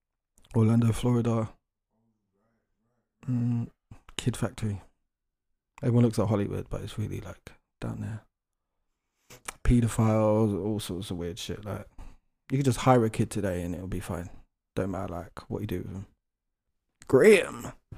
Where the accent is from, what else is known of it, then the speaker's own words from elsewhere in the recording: London, United Kingdom; As a Londoner, it's creepy.